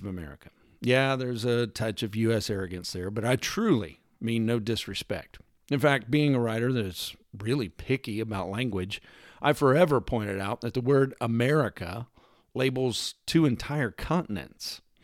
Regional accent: Texas, United States; I'm from Texas

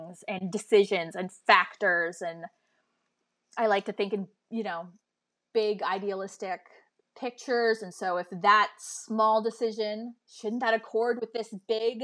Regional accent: Canada; As a Canadian

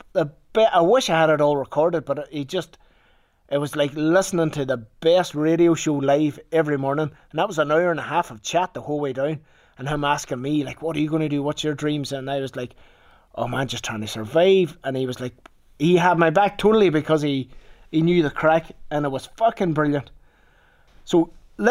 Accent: Ballykelly, Northern Ireland, United Kingdom; I'm from Limavady, like Ballykelly, a wee village outside Limavady in Northern Ireland

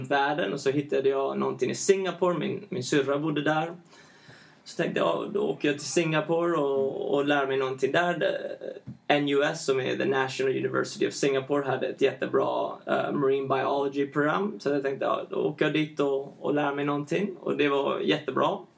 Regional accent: Alicante, Valencian Community, Spain; also born or lived in San Francisco, United States / Ecuador; Men jag, jag, jag, bodde i Spanien.

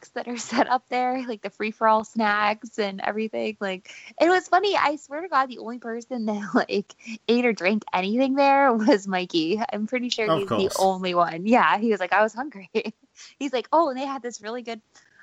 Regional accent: Ohio, United States; that's actually where I grew up in Ohio

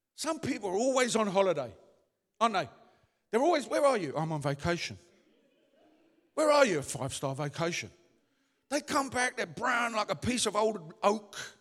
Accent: London, United Kingdom; moved away; I come from the East End.

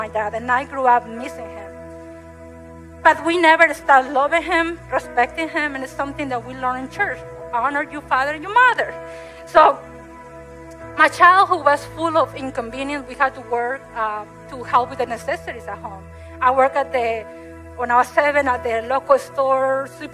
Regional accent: Mexico; moved away; I grew up in Mexico

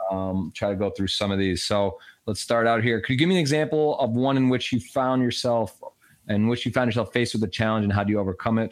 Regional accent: Michigan, United States; I grew up in in Michigan

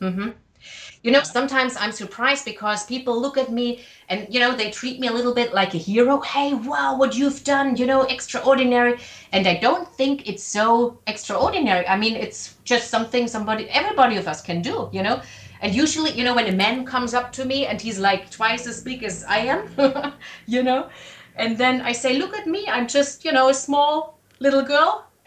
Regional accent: Germany; accent: German; English is a second language; Yeah, and I hope you liked my German accent and my grammar.

